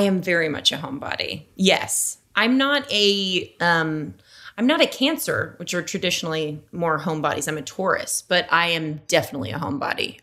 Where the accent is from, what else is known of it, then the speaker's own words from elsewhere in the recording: Las Vegas, Nevada, United States; moved away; I'm from Las Vegas